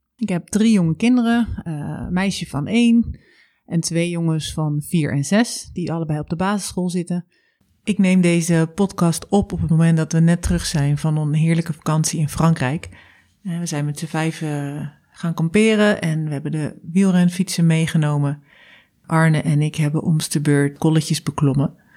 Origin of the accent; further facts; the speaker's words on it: Zwijndrecht, South Holland, Netherlands; moved away as an adult; also born or lived in Vlaardingen / Utrecht / Zeist / Delft; now in Delfgauw, Netherlands; geboren in Vlaardingen, opgegroeid in Zwijnrecht